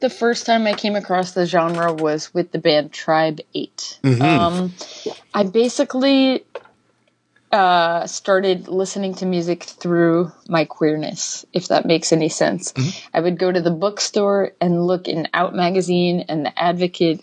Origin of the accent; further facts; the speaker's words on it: Cleveland, Ohio, United States; moved away as an adult; I grew up in Ohio, in Cleveland